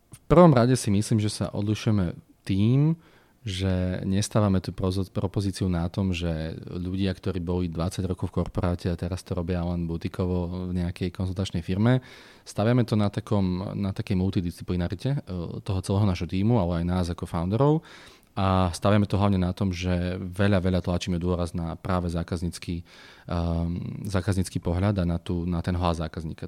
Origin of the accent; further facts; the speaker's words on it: Slovakia; sme Slováci, sme odtiaľto